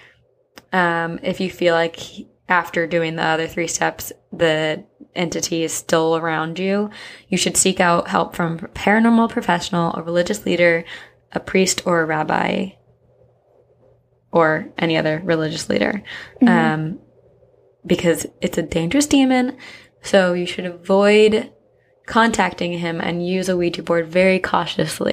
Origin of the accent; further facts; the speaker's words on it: New Jersey, United States; I'm from Jersey